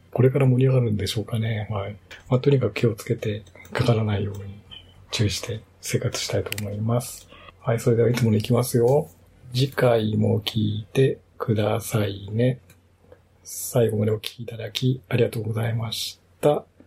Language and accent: Japanese; Shimane, Japan; now in Yokohama, Japan; 私の実家がある島根